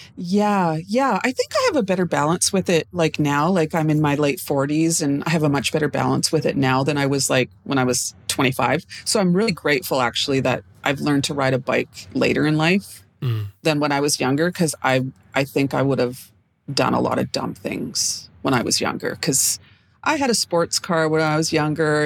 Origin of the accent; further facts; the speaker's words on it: Edmonton, Alberta, Canada; moved away as an adult; now in Vancouver, Canada; I am regularly based in Vancouver, BC, but I was raised in Edmonton, Alberta